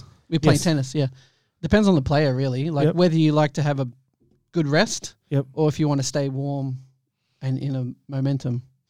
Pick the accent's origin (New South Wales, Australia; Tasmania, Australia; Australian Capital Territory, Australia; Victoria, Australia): Victoria, Australia; Melbourne; now in Queensland, Australia; because I grew up in Melbourne.